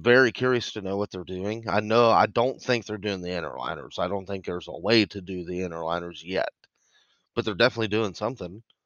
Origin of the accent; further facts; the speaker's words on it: Indiana, United States; we're both from Indiana